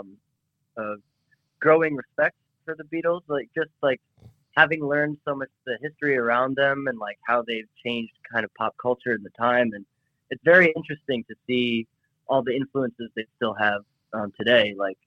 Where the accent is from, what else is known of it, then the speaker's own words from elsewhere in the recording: Connecticut, United States; I grew up in the Appalachian Mountains in Connecticut